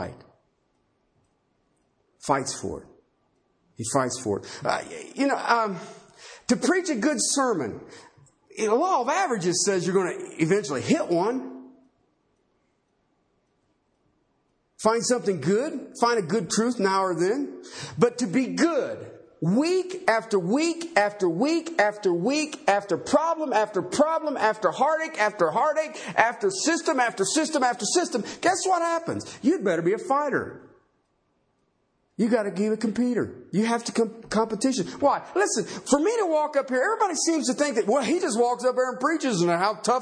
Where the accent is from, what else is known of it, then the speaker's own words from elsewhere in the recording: Ohio, United States; I grew up in Ohio